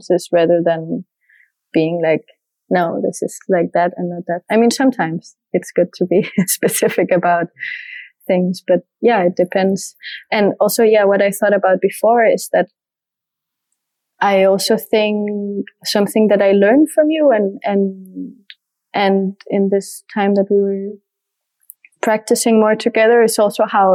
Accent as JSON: {"language": "English", "country": "Denmark", "tie": "born or raised there", "also_born_or_lived": "Asturias", "first_language": "French and Danish", "second_language": "English", "moved": "yes", "said": "my French is my mother tongue from my mother's side, and then Danish from my father's side, and growing up in Denmark"}